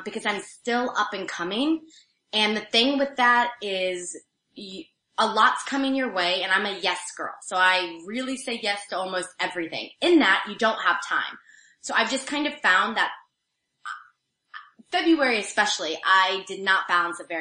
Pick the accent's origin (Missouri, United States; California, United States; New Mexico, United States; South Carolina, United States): Missouri, United States; moved away; I'm from Missouri, so we say roof, but I say roof because I've learned.